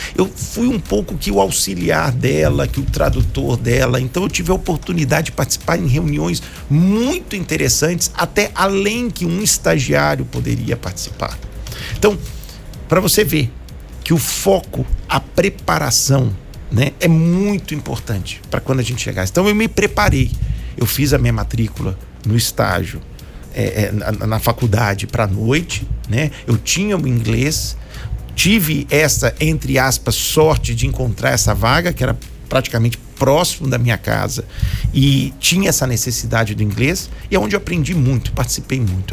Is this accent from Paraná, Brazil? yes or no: no; Contagem, Minas Gerais, Brazil; also born or lived in Belo Horizonte; Vivi a maioria da minha vida na cidade de Contagem, Minas Gerais